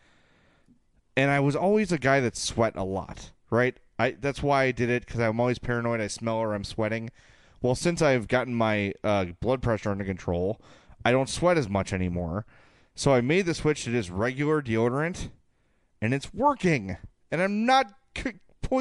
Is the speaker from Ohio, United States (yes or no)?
no; Oak Lawn, Illinois, United States; at 9630 South Pulaski in Oaklawn, my hometown